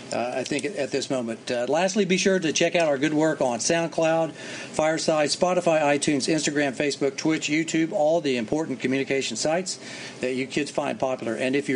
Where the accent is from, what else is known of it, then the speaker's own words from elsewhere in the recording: Oklahoma, United States; I'm from Oklahoma